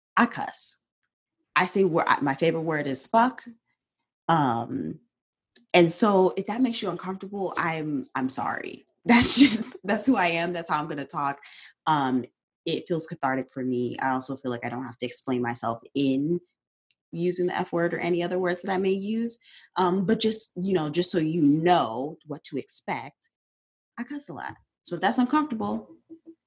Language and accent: English; Detroit, Michigan, United States; I grew up on the northeast side of Detroit, but I went to schools in the suburbs in all white schools